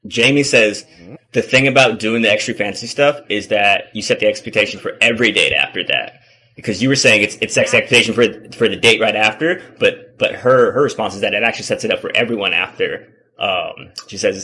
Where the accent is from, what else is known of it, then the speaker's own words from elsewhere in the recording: Hawaii, United States; now in Arizona, United States; I'm from Hawaii.